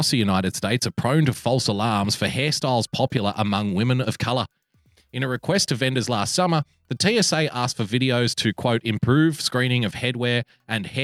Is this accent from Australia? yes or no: yes; Australia; I love being an Australian